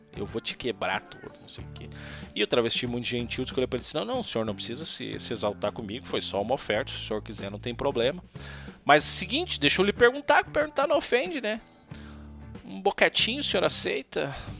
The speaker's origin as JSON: {"language": "Portuguese", "country": "Brazil", "tie": "born or raised there", "said": "Canudos, que foi onde eu nasci"}